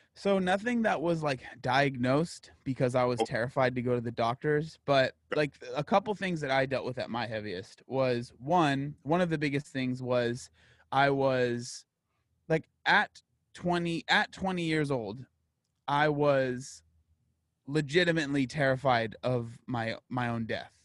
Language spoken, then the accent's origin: English; San Diego, California, United States; I'm born and raised in San Diego, California